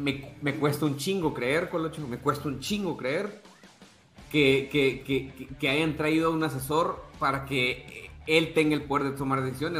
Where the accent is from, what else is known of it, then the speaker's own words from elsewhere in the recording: El Salvador; soy salvadoreño